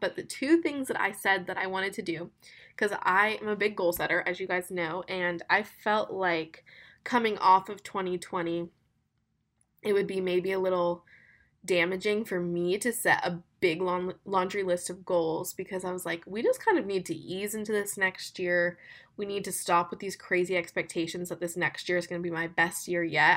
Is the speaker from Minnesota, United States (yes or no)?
no; Florida, United States; now in Birmingham, United States; I'm from Florida